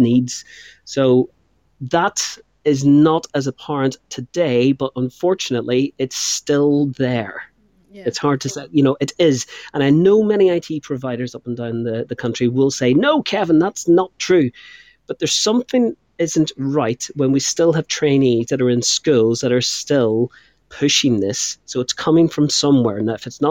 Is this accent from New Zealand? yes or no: no; Northern Ireland, United Kingdom; moved away as an adult; now in England; I'm from Northern Ireland.